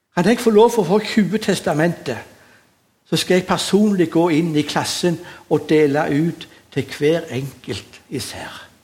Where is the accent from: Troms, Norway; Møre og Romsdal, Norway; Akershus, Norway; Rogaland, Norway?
Rogaland, Norway; Sandnes; Jeg er oppvokst på Gandal